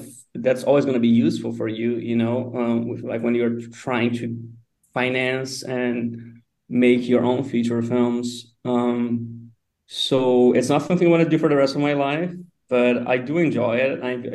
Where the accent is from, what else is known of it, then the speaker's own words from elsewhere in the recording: a small town in São Paulo state, Brazil; moved away as an adult; also born or lived in United States; now in Lisbon, Portugal; I'm from a very small town in São Paulo, like an hour and a half from São Paulo, the city